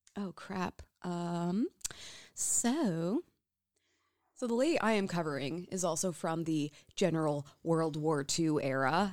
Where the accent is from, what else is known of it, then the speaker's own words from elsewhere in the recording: United States; growing up in the United States